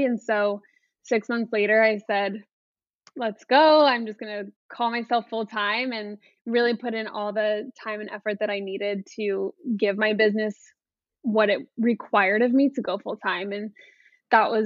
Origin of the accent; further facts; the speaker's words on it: Midwest, United States; now in Naples, United States; I currently live in Naples, Florida, but I am from the Midwest